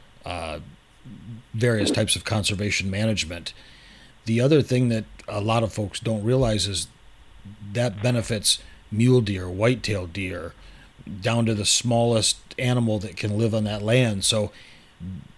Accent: Michigan, United States; I grew up in Michigan

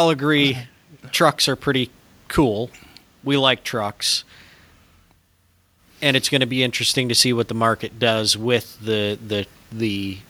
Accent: Michigan, United States; I grew up in Michigan, grew up in the north

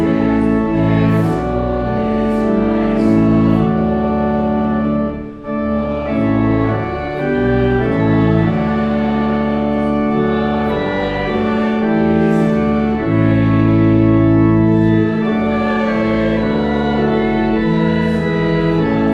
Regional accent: Dallas, Texas, United States; growing up in Dallas

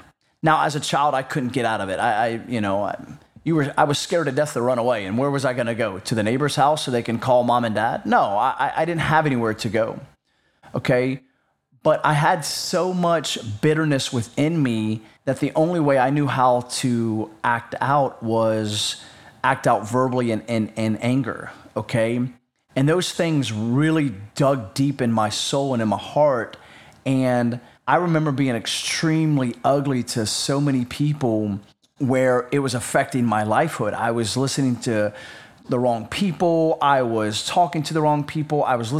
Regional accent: North Carolina, United States; We lived in North Carolina, which is, for clarification reasons, south of the Mason-Dixon line. So I am from the South.

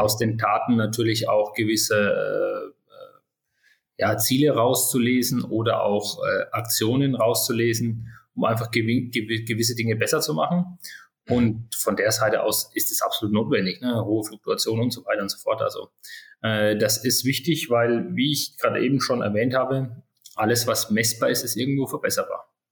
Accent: Würzburg, Bavaria, Germany; 42 Jahre alt, geboren in Würzburg.

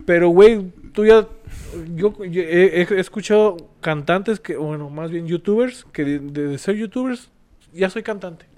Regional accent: Mexico; como latinoamericanos, como mexicanos

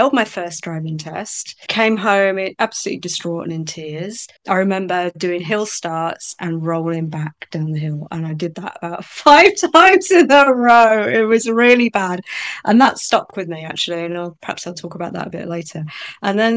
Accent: Cornwall, South West England, United Kingdom; moved away as an adult; also born or lived in Manchester; I went off to uni and I moved from Cornwall to Manchester

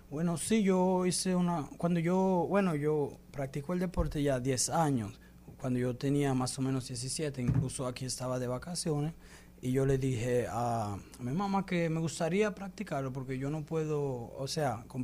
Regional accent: Dominican Republic; ella también me dio unos consejo que nunca olvide que soy dominicano, que los dominicanos no se dejan

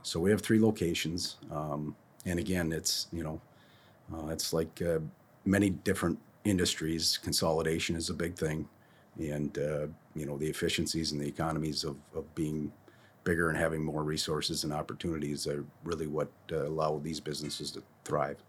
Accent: Monticello, Minnesota, United States; I went to school in town here.

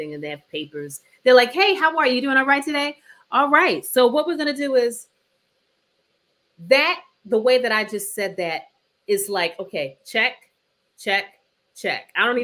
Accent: New Jersey, United States; I'm from New Jersey

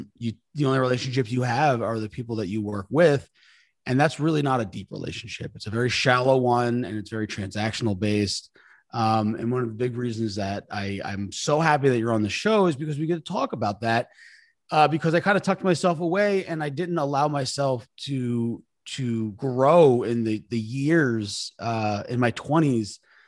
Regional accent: New York, United States; I'm a New Yorker.

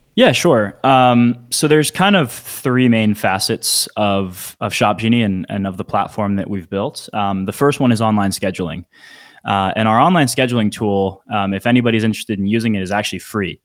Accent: Northern Virginia, United States; now in Phoenix, United States; I'm from the D C area, Northern Virginia

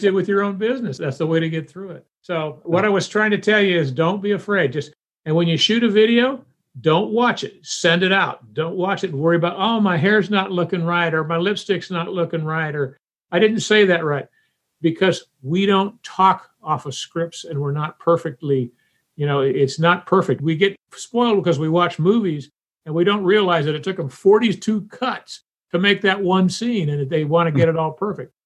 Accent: Union, South Carolina, United States; I grew up in Union City, South Carolina

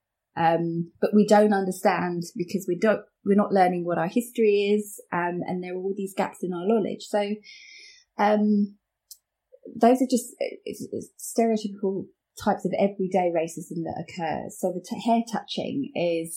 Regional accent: Watford, East of England, United Kingdom; I'm from here. I was born here

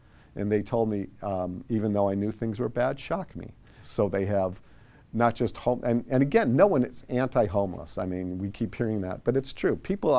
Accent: Midwest, United States; now in Sacramento, United States; So I've lived in Sacramento on and off since 1982. I moved there from the Midwest.

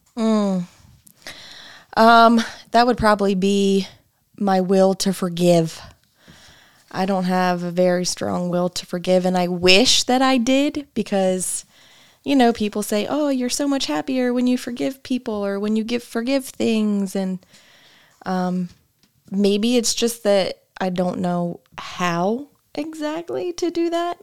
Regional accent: Springfield, Illinois, United States; also born or lived in Chatham, Illinois / Beardstown, Illinois; I was born in Springfield, Illinois. Um, raised in Springfield, Chatham, Beardstown with my mom.

